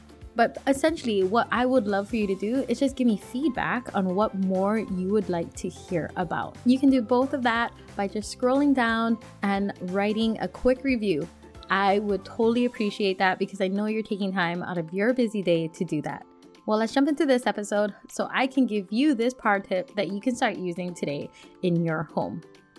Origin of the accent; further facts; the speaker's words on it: Hawaii, United States; the society that I grew up in back in Hawaii, where our culture, there was, I want to say, an underlining theme that you have to keep things just in case. Because we lived on an island.